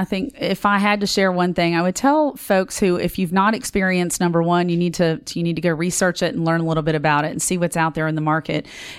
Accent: Richmond, Virginia, United States; now in Knoxville, United States; I am originally from Richmond, Virginia, and currently live in Knoxville

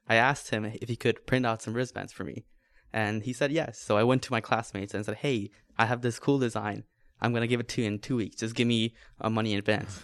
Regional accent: Bangladesh; moved away as an adult; I was born and raised in Bangladesh

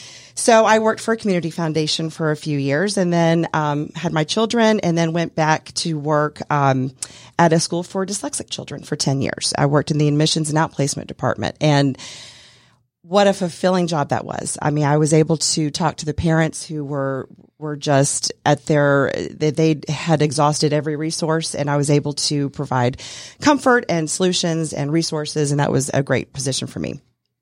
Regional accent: Greer, South Carolina, United States; moved away as an adult; now in Atlanta, United States; My dad was in the military, so we traveled all around when I was growing up. We grew up primarily in Greer, South Carolina. I moved to Atlanta in 1999 to get married

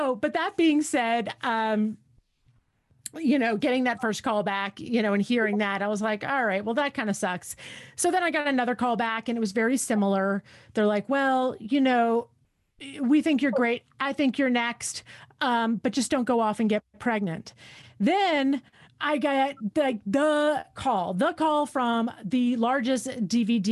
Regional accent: East Coast, United States; moved away as an adult; also born or lived in New York City / Hanover, New Hampshire / Chicago; now in Tucson, United States; I'm from the East Coast, right? My parents are New Yorkers

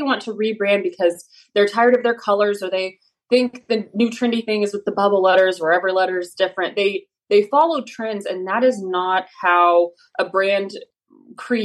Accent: Kansas, United States; moved away as an adult; I am from Kansas. I grew up there from a farming family, multi-generational 4-H'ers

